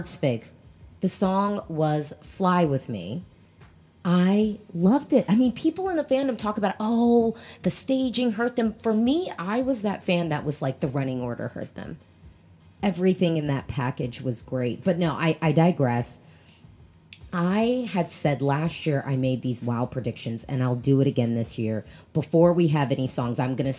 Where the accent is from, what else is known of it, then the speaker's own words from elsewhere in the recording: United States; an American Eurovision fan